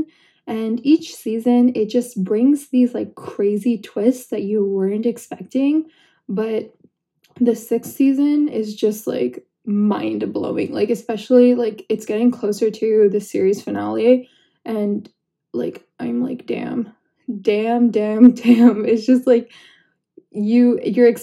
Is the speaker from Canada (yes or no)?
yes; Canada; I'm Canadian too